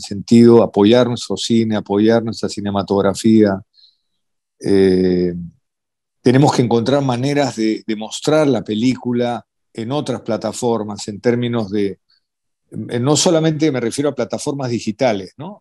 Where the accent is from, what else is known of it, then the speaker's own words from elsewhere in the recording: Peru; siendo peruano